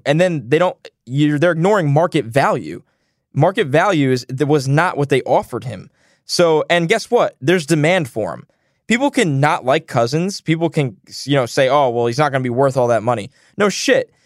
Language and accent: English; New York, United States; I'm from New York